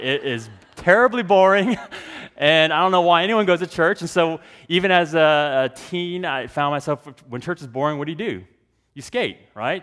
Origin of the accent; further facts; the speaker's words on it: Dallas, Texas, United States; I grew up in Texas, born and raised in Texas